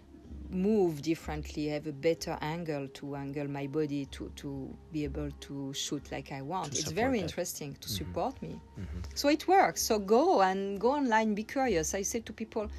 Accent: Corsica, France; moved away; I come from Corsica, that is an island south of France, and where when I was little girl, I had a beach for myself

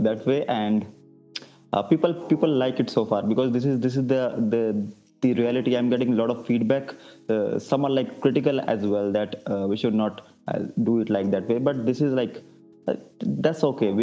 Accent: New Delhi, Delhi, India; I am from New Delhi

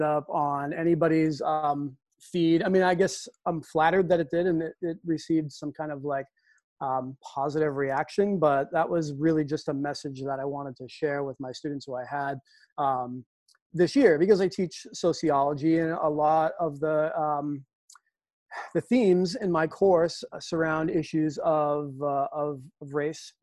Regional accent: Lowell, Massachusetts, United States; my time as a student growing up in Lowell

